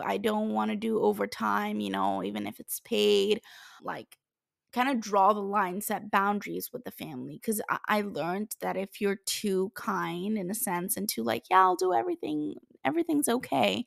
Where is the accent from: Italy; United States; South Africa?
Italy; moved away as an adult; my home country, which is Italy